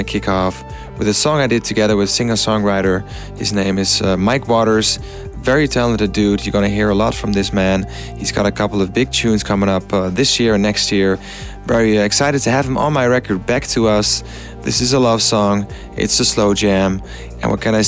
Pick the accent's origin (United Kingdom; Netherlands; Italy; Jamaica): Netherlands; Amsterdam, North Holland; my hometown, Amsterdam